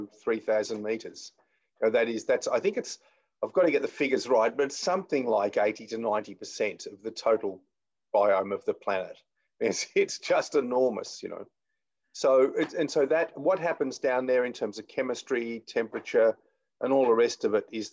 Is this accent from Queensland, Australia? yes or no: no; Melbourne, Victoria, Australia; I grew up around Port Phillip Bay in Melbourne, you know, in the 1950s and 1960s